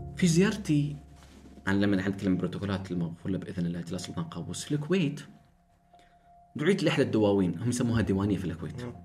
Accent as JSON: {"language": "Arabic", "country": "Oman", "said": "احنا في عمان"}